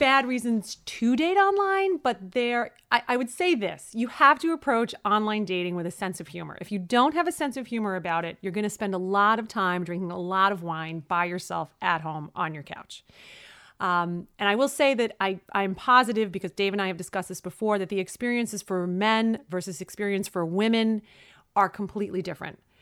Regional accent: New York City, New York, United States; I was born and raised in Brooklyn

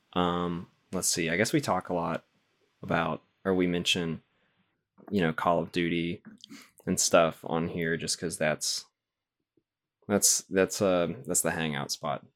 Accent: the South, United States; I'm from the South is where I'm from

